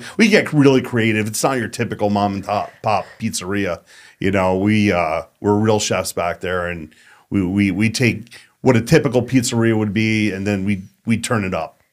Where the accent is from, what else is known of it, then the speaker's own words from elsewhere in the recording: New York, United States; moved away as an adult; now in Las Vegas, United States; I grew up in New York